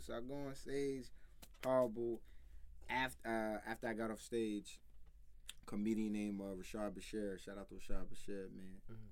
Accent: New York City, New York, United States; from the Bronx, like I'm from the Bronx

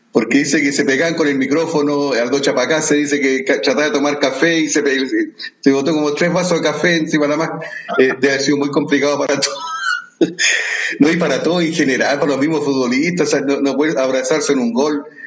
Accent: Chile; como ciudadano chileno

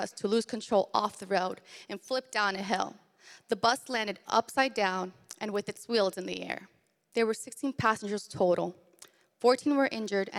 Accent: Arlington, Virginia, United States; I was born in Arlington, Virginia in 1990.

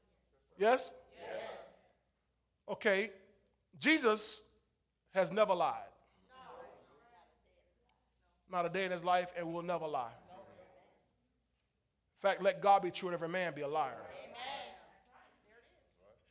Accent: St. Petersburg, Florida, United States; I was raised in St. Petersburg. I'm not Greek

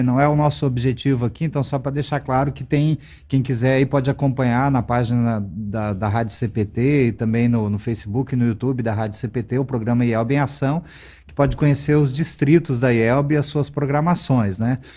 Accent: Paraná, Brazil; eu sou paranaense

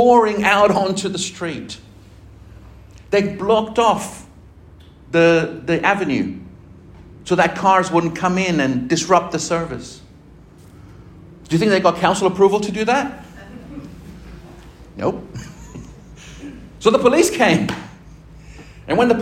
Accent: Argentina; moved away; my home country, in Argentina

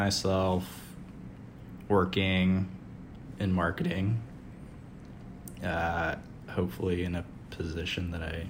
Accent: Anchorage, Alaska, United States; I'm from Anchorage, Alaska. … Patty's from Kotzebue, Thomas is from Ohio.

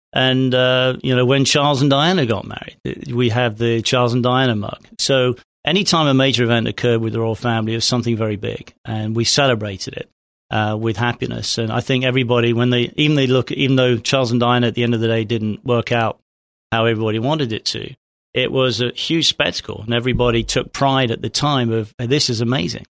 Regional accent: England, United Kingdom; moved away as an adult; also born or lived in Hampshire / Singapore / East Texas; now in Texas, United States; I'm from England originally. I was, uh, born in Hampshire, uh, f, uh, father's Navy

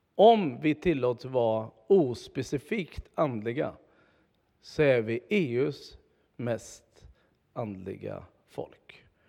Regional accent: Tibro, Västra Götaland, Sweden; moved away; Det här är i alla fall den församling där jag är uppvuxen, eller jag var barn här

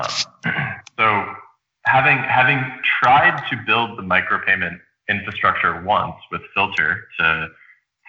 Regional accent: Rockville, Maryland, United States; moved away as an adult; also born or lived in upstate New York; I grew up in the suburbs of D.C. in the Maryland side in Rockville, Maryland

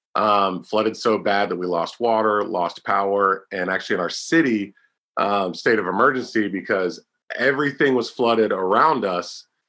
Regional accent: Pennsylvania, United States; 2007 to 2009 in my home state, Pennsylvania

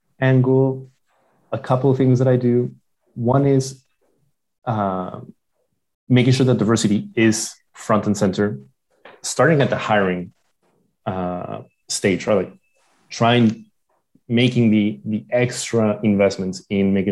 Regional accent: Lima, Peru; moved away; also born or lived in San Francisco / Johannesburg; I'm from Lima.

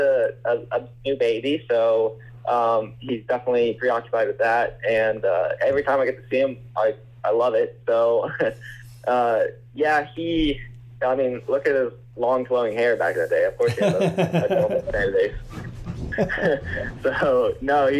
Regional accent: Michigan, United States

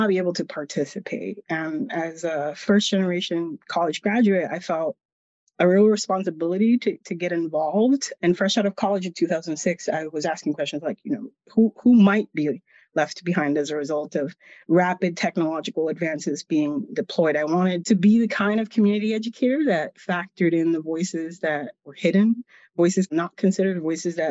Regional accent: Lawrence, Massachusetts, United States; the community I grew up in Lawrence, Massachusetts

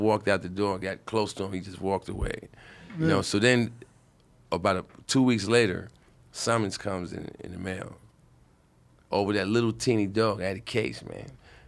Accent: Brooklyn, New York, United States; And I'm from Brooklyn, crazy.

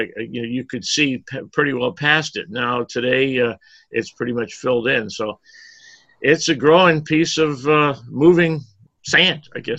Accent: Erie, Pennsylvania, United States; I grew up outside of the Presque Isle Bay

